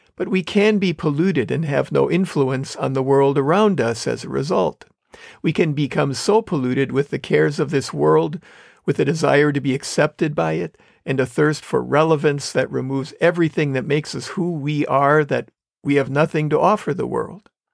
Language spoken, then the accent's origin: English; Wisconsin, United States; I grew up in Wisconsin